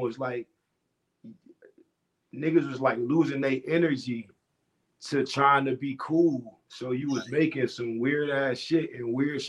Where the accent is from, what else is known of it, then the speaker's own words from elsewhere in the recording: Florida, United States; I'm from Florida. So, you know, Florida really, aside from Florida, man, all the crazy shit, we known for the spring break and the beaches and the party vibe.